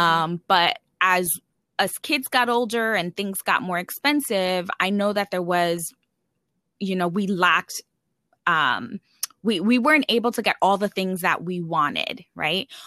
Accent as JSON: {"language": "English", "town": "New York City", "region": "New York", "country": "United States", "tie": "born or raised there", "also_born_or_lived": "California", "moved": "as an adult", "said": "I grew up in the Bronx and it's one of the poorest boroughs. Actually, it is the poorest borough in New York City"}